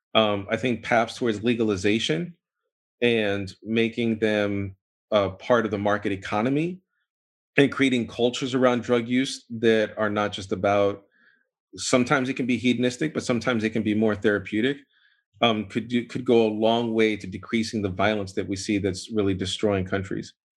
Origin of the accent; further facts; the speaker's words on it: New York, United States; also born or lived in Boston; I was born in New York